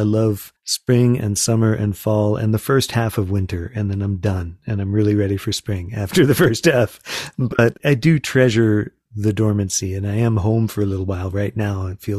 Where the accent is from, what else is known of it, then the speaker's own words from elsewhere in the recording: Florida, United States; also born or lived in Western North Carolina; now in North Carolina, United States; I grew up in Florida and didn't have them at all down there, or very little. I'm now in the mountains of Western North Carolina